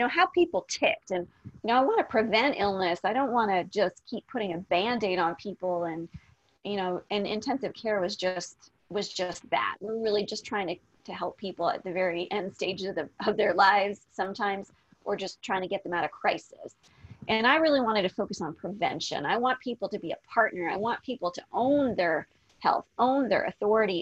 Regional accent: Canada; moved away as an adult; also born or lived in Las Vegas, Nevada; I'm originally from Canada

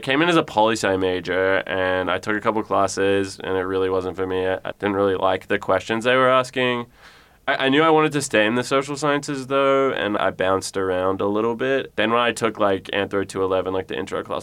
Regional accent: Geelong, Victoria, Australia; moved away as an adult; I am from Geelong, Australia.

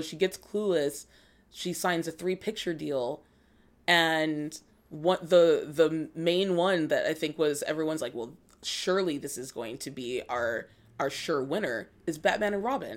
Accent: Los Angeles, California, United States; also born or lived in Georgia, United States / Germany; we came back here when I was, like, four.

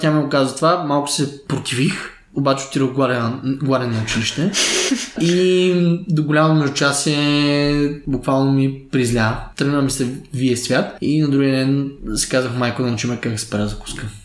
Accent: Stara Zagora, Stara Zagora Province, Bulgaria; born there; Аз съм роден в Стара Загора 1993 като семейството, в което съм отраснал.

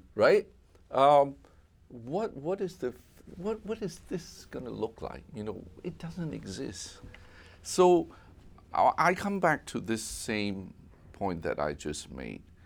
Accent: Hong Kong; moved away; also born or lived in United States; growing up in Hong Kong, coming to America in the sixties

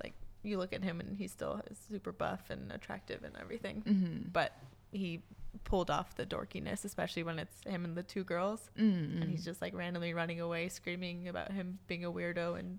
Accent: El Paso, Texas, United States; also born or lived in Austin; we grew up in El Paso, which is a big city.

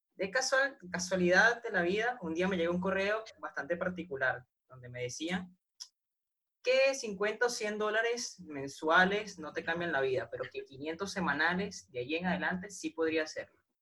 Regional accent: Venezuela; yo soy de Venezuela. Acá en Venezuela tuvimos por lo menos marzo sin luz

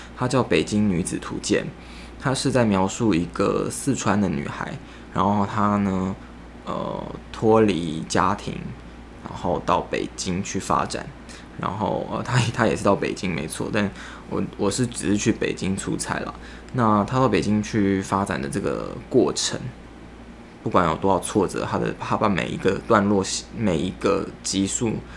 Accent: Taiwan; 我是台湾人

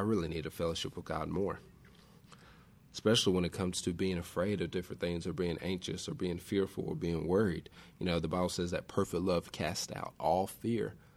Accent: West Tennessee, United States; I grew up on West Tennessee

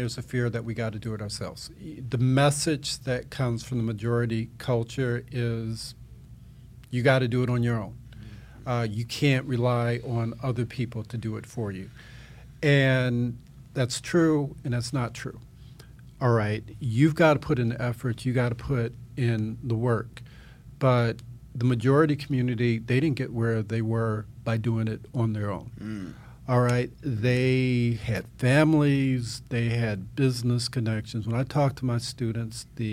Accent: Evanston, Illinois, United States; I grew up in the Chicago area, Chicago suburb, Evanston, Illinois

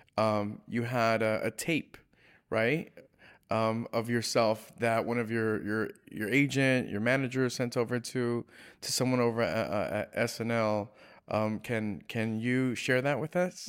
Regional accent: California, United States; I'm from California

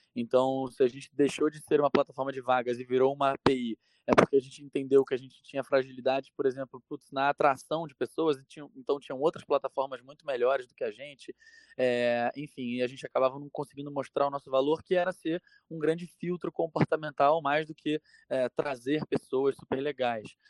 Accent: Rio de Janeiro, Brazil; moved away as an adult; now in São Paulo, Brazil; sou carioca, hoje moro aqui em São Paulo

